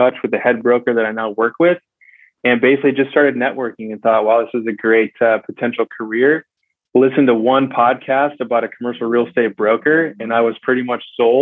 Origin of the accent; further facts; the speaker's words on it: West Michigan, United States; now in San Diego, United States; I grew up in West Michigan